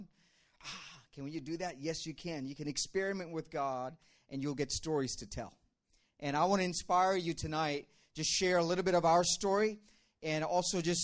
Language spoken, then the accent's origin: English; Dubai, United Arab Emirates; moved away as an adult; also born or lived in India; now in Pennsylvania, United States; I'm from India originally. I was born in India, but I grew up in Dubai